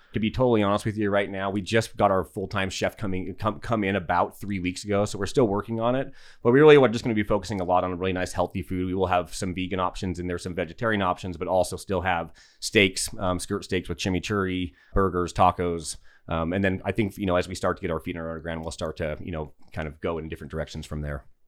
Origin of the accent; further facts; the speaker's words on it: Salt Lake City, Utah, United States; moved away as an adult; also born or lived in Alaska / Los Angeles; now in Yucca Valley, United States; originally, I'm a native to the desert of Utah, so I grew up in Salt Lake City.